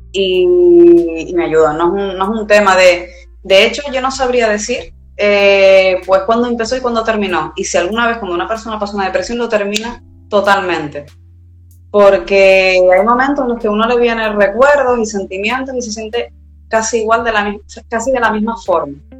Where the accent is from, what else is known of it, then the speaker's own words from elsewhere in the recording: Tenerife, Canary Islands, Spain; De Tenerife, Canarias, España al lado de África